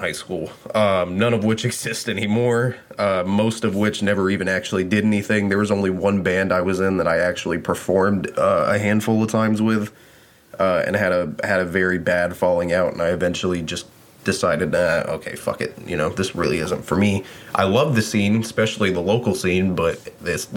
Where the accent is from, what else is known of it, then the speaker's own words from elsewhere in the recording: the South, United States; I grew up in the South. I'm from the South